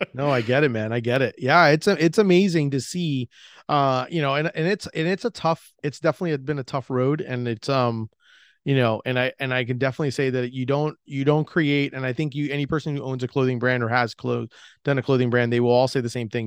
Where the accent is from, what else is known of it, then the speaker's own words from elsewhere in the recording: Orlando, Florida, United States; I was from Orlando